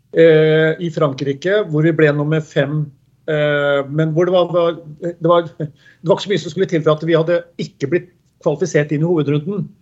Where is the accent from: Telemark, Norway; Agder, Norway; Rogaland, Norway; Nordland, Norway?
Telemark, Norway; Skien; Jeg er født og oppvokst på Gjemse i Dag Eilivssons gate